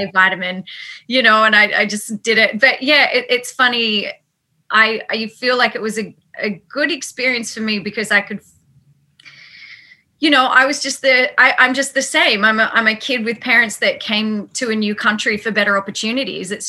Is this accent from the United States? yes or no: no; Sydney, New South Wales, Australia; I grew up in the burbs of Sydney